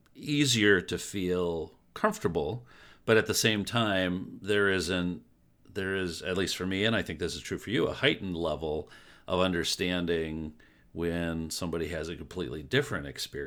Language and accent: English; Detroit, Michigan, United States; I grew up in Detroit, yeah.